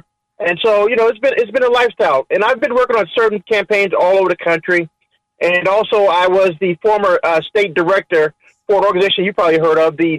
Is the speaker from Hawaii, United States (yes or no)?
no; Chicago, Illinois, United States; I grew up in Chicago, right on the west side there. Well, I'm a hometown boy, went to Lane Tech.